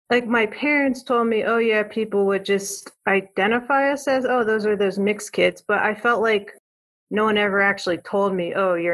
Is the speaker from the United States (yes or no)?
yes; East Coast, United States; moved away as an adult; now in Western United States; I grew up on the East Coast, and uh, I had I have two brothers. I'm the middle child. I'm the only daughter, and um, I grew up in a suburban area. It wasn't too diverse back then, but now it's much more diverse.